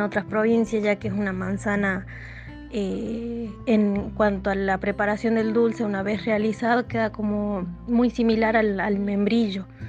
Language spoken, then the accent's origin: Spanish; El Peñón, Catamarca, Argentina; soy del Peñón Antofagasta de la Sierra